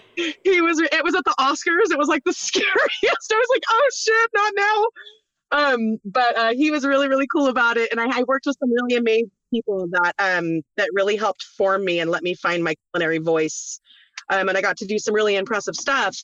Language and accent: English; Norco, California, United States; moved away as an adult; also born or lived in Roseburg, Oregon / Mammoth, California; I was born in Roseburg, Oregon, but I grew up in Norco, California